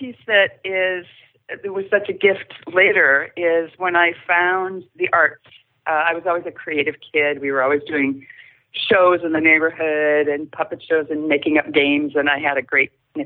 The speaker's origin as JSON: {"language": "English", "town": "Stillwater", "region": "Minnesota", "country": "United States", "tie": "born or raised there", "said": "I grew up in Stillwater, Minnesota, just a little bit east of here."}